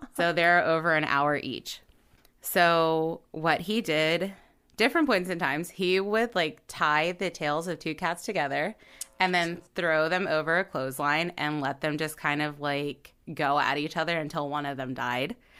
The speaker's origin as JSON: {"language": "English", "town": "Baltimore", "region": "Maryland", "country": "United States"}